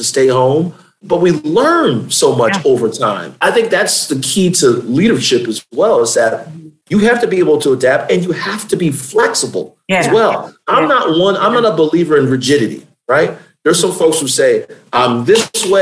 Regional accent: Hampton Roads, Virginia, United States; now in Richmond, United States; I grew up in the Hampton Roads region of the state, raised by my grandmother and my father

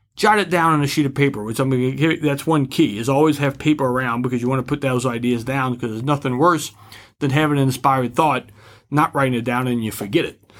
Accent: New Orleans, Louisiana, United States; I'm from New Orleans

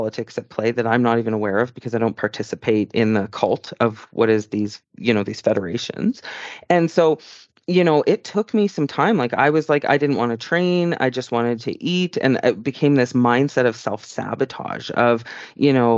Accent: Canada; I'm a Canadian citizen

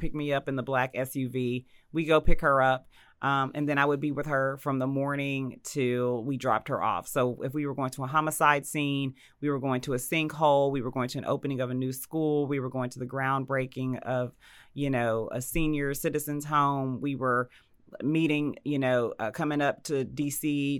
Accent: Dallas, Texas, United States; moved away as an adult; also born or lived in Indianapolis, Indiana / New Mexico / Washington, District of Columbia, United States / Baltimore, Maryland; born in Indianapolis, raised in Dallas, Texas

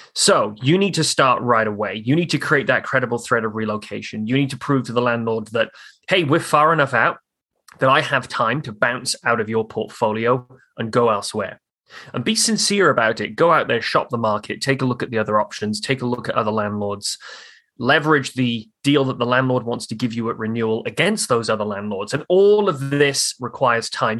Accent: Newport, Wales, United Kingdom; moved away as an adult; now in Halifax, Canada; I grew up in in South Wales over in the UK on the on the Wales England border but in Wales. The city I grew up in was called Newport.

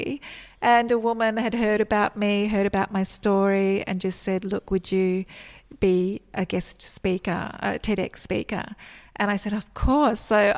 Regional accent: Australia; moved away as an adult; also born or lived in Melbourne; I actually moved back to my hometown, which is over 500 kilometres away from Melbourne

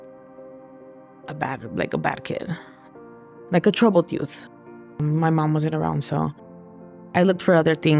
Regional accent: Los Angeles, California, United States; also born or lived in Echo Park, Los Angeles; I was born in Echo Park and raised in the San Fernando Valley

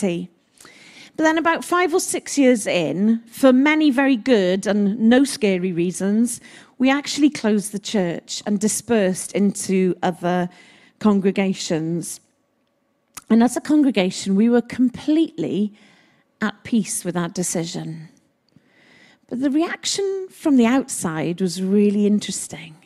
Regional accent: Wales, United Kingdom; I speak as a Welsh woman

